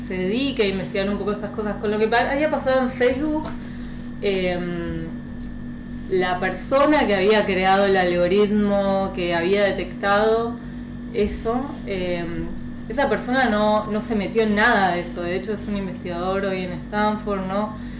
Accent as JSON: {"language": "Spanish", "country": "Argentina", "also_born_or_lived": "France / Boston, United States", "moved": "as an adult", "said": "yo soy de Argentina, mis papás venden ropa, o son comerciantes"}